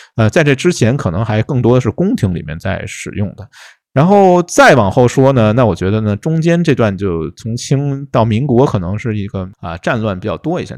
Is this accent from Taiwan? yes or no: no; Guangdong, China; 我们广东这边